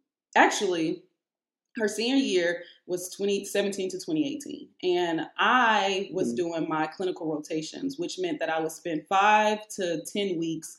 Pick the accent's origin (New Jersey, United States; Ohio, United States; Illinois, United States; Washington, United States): Illinois, United States; Chicago; I was born in Chicago. My dad still lives in Chicago